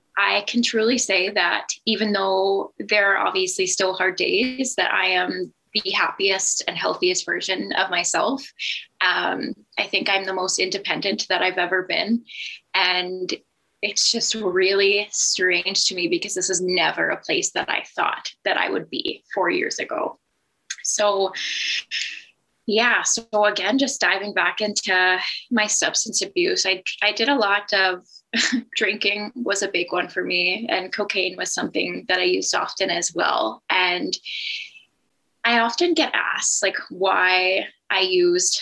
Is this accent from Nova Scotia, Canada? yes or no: yes; Halifax, Nova Scotia, Canada; moved away as an adult; now in Manitoba, Canada; So I am from Halifax, Nova Scotia. I moved to Manitoba about 4 years ago